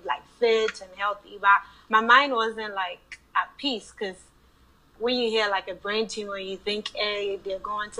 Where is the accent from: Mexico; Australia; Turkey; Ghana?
Ghana; moved away as an adult; also born or lived in Chicago, Illinois, United States; I lived in Chicago, Illinois, but I was born and raised in Ghana